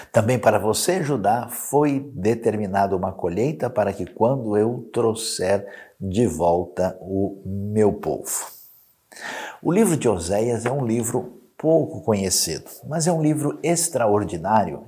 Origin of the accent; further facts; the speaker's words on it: Brazil; nós que somos brasileiros irmanados nessa terra tão bonita